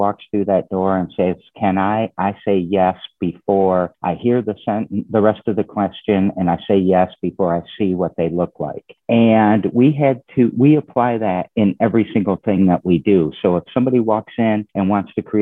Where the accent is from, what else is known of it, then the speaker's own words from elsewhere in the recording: Lansing, Michigan, United States; I'm a Lansing native. I was born and raised in Lansing